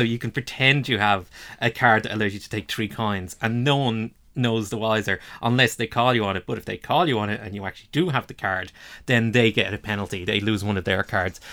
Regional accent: Dublin, Leinster, Ireland; we're both from Dublin.

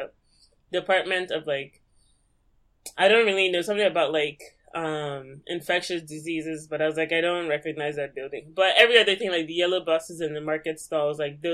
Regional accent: Lagos, Nigeria; moved away; I was born and raised in Lagos

